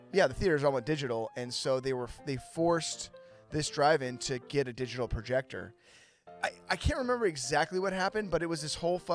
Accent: Petaluma, California, United States; my hometown of Petaluma, California

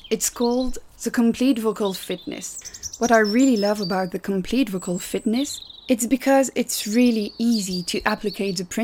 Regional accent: Belgium; English is a second language; But a little note you might notice my weird accent, it's because, like Hercule Poirot, I'm from Little Belgium

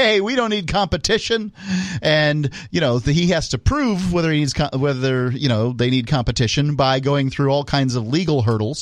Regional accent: United States; we're all kind of surprised as American

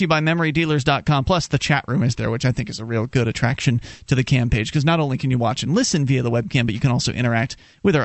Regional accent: the South, United States; moved away as an adult; now in New Hampshire, United States; We are originally from the South, but we made the move to New Hampshire a few years ago as part of the Free State Project

